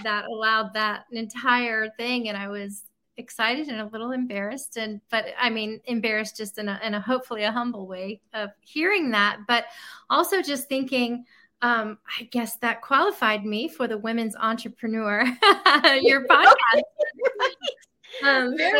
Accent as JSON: {"language": "English", "town": "Tampa", "region": "Florida", "country": "United States", "moved": "as an adult", "lives_now": "Nashville, United States", "said": "I'm from Tampa, Florida"}